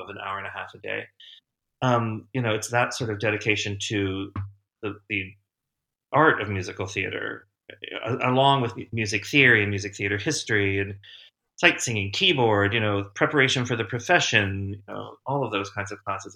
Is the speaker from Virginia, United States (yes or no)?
yes; Winchester, Virginia, United States; moved away as an adult; I grew up in Winchester, Virginia